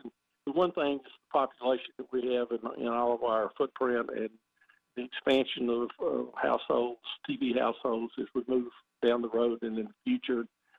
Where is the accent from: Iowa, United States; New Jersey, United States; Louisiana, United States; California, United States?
Louisiana, United States; moved away as an adult; also born or lived in Chapel Hill, North Carolina; I grew up in Louisiana, went to LSU, and then I moved to Chapel Hill.